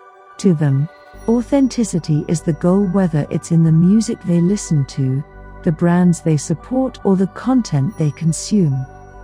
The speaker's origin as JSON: {"language": "English", "region": "New York", "country": "United States", "said": "I'm a hybrid writer. I'm from New York."}